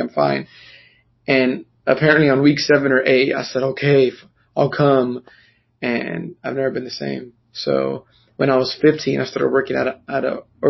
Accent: New York City, New York, United States; moved away as an adult; now in North Richland Hills, United States; I was born and raised in New York City, Washington Heights, to be specific, which is an area in Upper Manhattan that I love, full of Dominicans and diversity and dancing and culture and food.

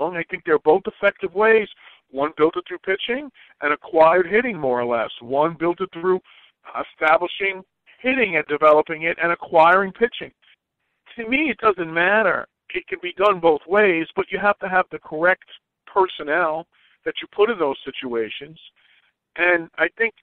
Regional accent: New York, United States; growing up in New York

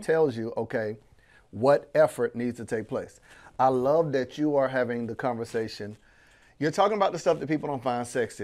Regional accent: Panama City, Florida, United States; I'm born and raised in Panama City, Florida

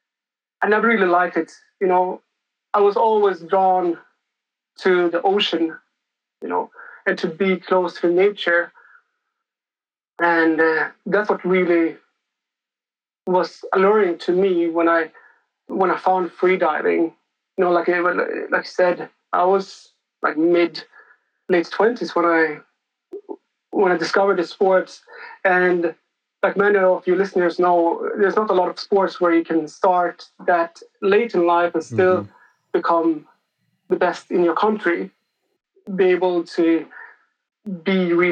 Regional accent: Stockholm, Stockholm County, Sweden; moved away as an adult; I come from Sweden. I grew up in the capital. So I grew up in Stockholm in Sweden

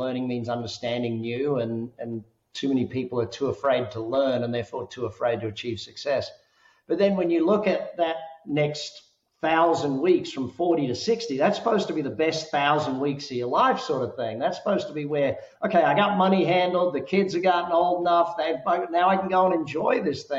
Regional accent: Australia; now in Las Vegas, United States; living here in Vegas. Everyone says, you got five kids. Are you guys Mormon? You know, I'm Australian

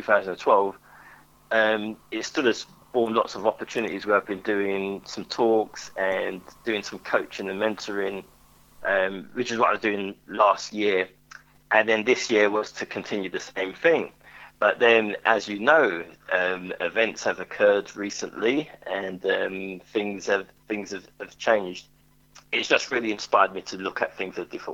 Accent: London, United Kingdom; I grew up in Hackney in East London

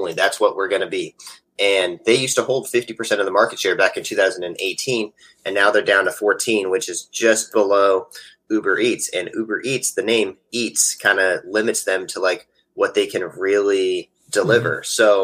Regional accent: California, United States; moved away as an adult; also born or lived in Las Vegas; My whole life, 26 years.

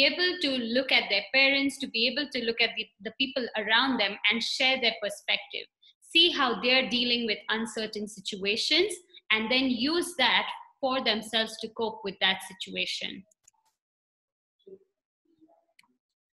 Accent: India; moved away as an adult; now in Nairobi, Kenya; I am from India and recently moved to Nairobi.

